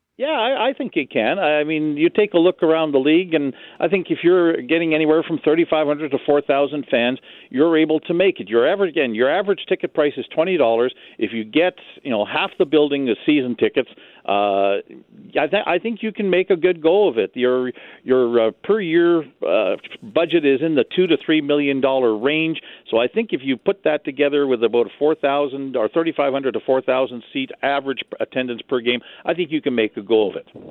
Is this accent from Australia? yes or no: no; Winnipeg, Manitoba, Canada; back in my hometown in the city of Winnipeg